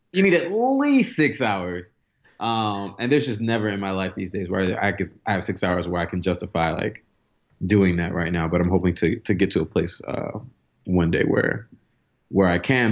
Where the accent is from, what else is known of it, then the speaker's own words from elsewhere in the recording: New York City, New York, United States; I grew up in Brooklyn